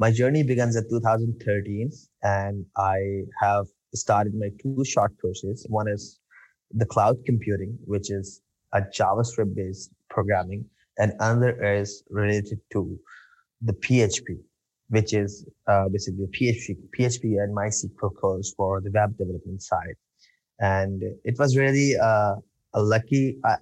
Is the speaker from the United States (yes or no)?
no; Karachi, Sindh, Pakistan; I'm from Pakistan, and actually, I'm living in Karachi